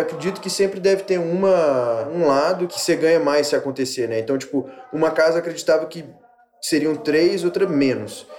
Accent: Belo Horizonte, Minas Gerais, Brazil; A gente é conterrâneo, somos de BH, nós dois

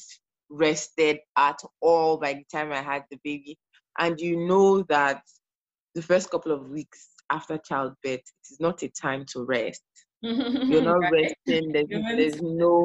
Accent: Nigeria; moved away as an adult; now in Canada; I am a Nigerian immigrant currently living in Canada

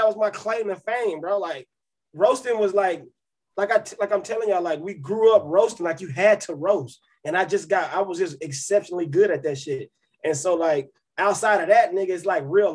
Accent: Cobb County, Georgia, United States; I'm from Cobb County

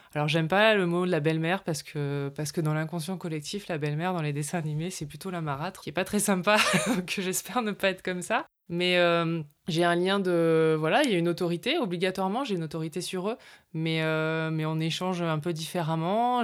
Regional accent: north of France, France; now in Carpentras, France; je viens du nord de la France, donc je suis une ch'ti.

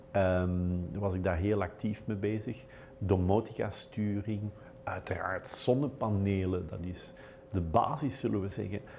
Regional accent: Belgium; wij Belgen

